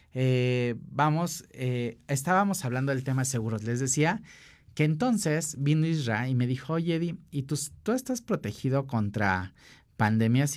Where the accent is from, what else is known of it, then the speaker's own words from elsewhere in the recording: Acapulco, Guerrero, Mexico; Yo soy de Acapulco